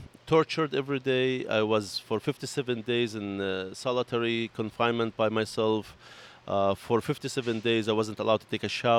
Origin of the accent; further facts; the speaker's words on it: Bethlehem, West Bank, Palestine; moved away as an adult; also born or lived in Bay Ridge, Brooklyn; now in Brooklyn, United States; I grew up in Bethlehem, Palestine